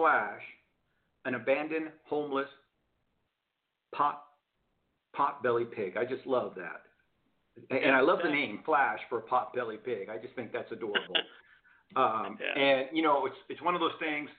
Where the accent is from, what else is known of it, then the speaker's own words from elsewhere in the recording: Houston, Texas, United States; now in Arizona, United States; I grew up in Houston, Texas